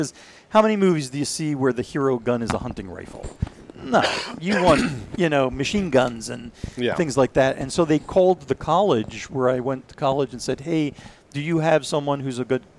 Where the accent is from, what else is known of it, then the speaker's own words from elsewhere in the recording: Israel; also born or lived in Philadelphia; And so we moved to Israel, and I grew up there, did military service there, went through a couple of wars there.